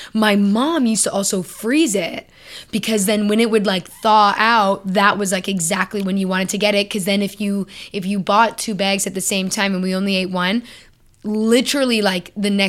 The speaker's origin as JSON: {"language": "English", "country": "Canada", "said": "Okay, so the answer is yes, but not because I'm Canadian."}